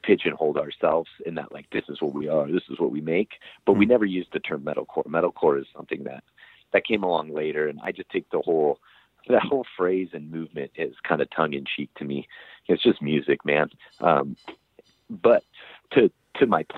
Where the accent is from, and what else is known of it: United States; also born or lived in Southern California